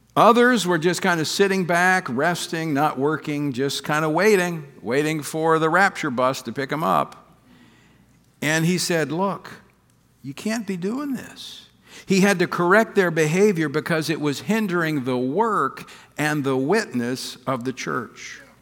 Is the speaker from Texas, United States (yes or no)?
no; Louisiana, United States; my home state of Louisiana, Monroe, Louisiana